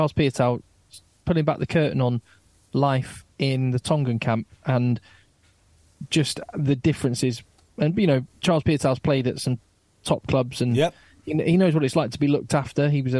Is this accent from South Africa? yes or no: no; England, United Kingdom; as an Englishman